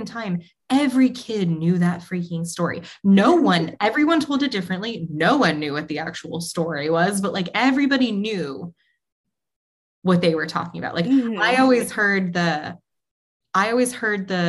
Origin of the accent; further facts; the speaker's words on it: New England, United States; I grew up in New England where like campfires were a huge thing and spooky stories were an even bigger thing